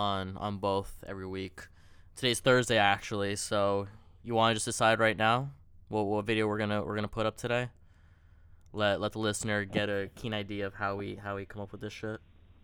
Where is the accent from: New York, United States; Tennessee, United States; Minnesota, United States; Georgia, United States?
New York, United States; New York City; We're two kids from Queens, big Knicks fans.